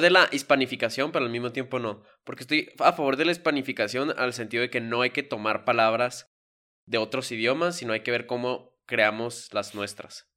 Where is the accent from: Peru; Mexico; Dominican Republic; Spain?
Mexico; nosotros como mexicanos